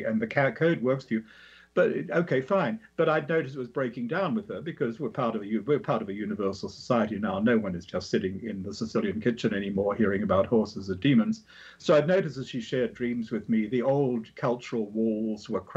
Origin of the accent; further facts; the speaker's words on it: Australia; I'm an Australian and some that lives in me